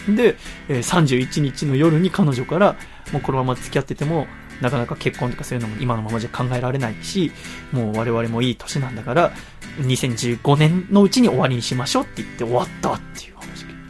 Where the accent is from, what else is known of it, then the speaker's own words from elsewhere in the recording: Yokohama, Kanagawa, Japan; also born or lived in Tochigi; 横浜生まれ横浜育ちなんですけど、1年間だけ栃木にいたことがあって